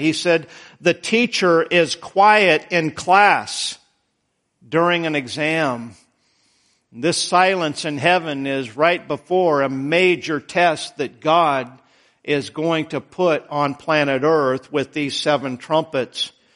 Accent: Idaho, United States; moved away; I was born in Idaho

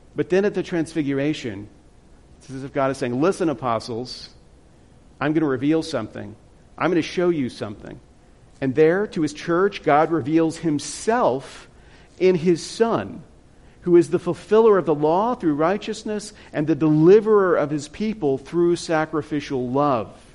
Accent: Louisiana, United States; moved away as an adult; now in South Dakota, United States; I'm from Louisiana

